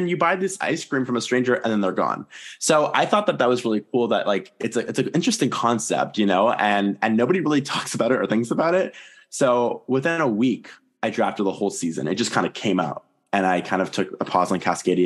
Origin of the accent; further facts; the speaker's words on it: Toronto, Ontario, Canada; I'm from Toronto, so it's very hot here in the summer.